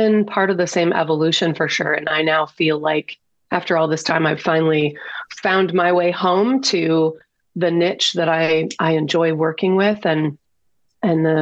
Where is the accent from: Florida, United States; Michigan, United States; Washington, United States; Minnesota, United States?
Michigan, United States; Detroit; Born and raised in Detroit, big time city girl